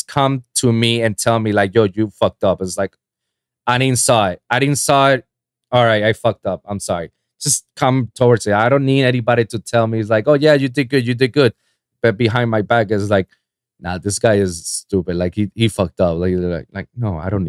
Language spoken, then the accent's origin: English; Puerto Rico; moved away as an adult; now in Miami, United States; before moving to Miami, living in my hometown in Puerto Rico, my last 4 years of college